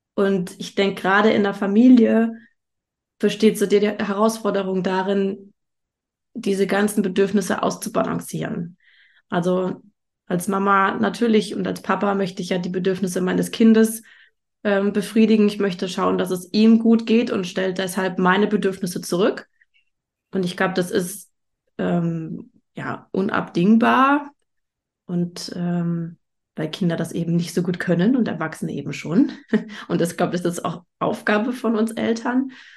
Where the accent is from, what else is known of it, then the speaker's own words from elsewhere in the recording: Germany; bei uns in Deutschland